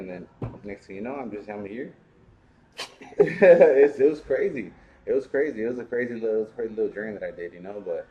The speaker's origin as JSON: {"language": "English", "town": "San Diego", "region": "California", "country": "United States", "said": "I'm from San Diego"}